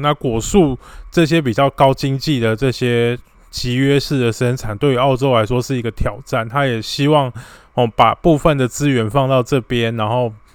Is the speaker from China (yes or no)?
no; Taiwan; 我们台湾人